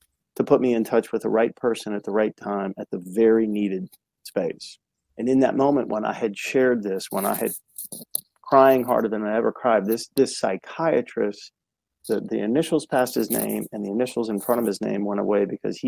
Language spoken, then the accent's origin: English; United States; also born or lived in Chicago; I was born in Chicago, but that was a short period of time, and then grew up on the East Coast outside of Washington, D.C.